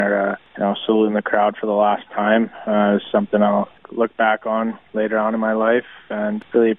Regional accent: Portage la Prairie, Manitoba, Canada; there was no other place I'd rather finish my junior career than back in my hometown.

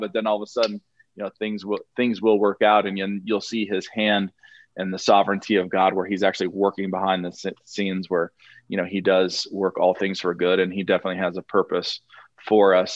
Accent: Montana, United States; moved away; I used to live in Montana. Uh, I was born in Montana

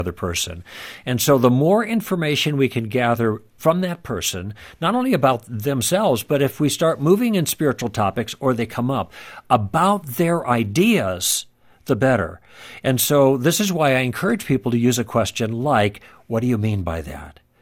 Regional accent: Midwest, United States; moved away; also born or lived in Los Angeles; I grew up in the Midwest

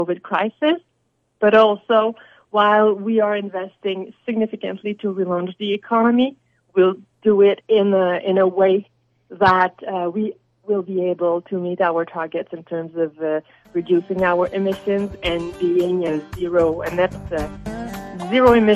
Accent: Quebec, Canada; I come from Quebec, and we're blessed in Quebec

